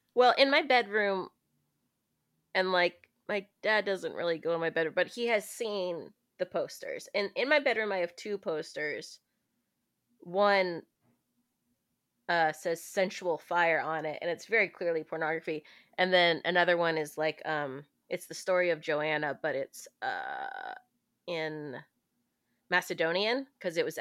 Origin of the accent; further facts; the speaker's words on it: the South, United States; I'm from the South, so like saying daddy isn't as weird as it is for the rest of the country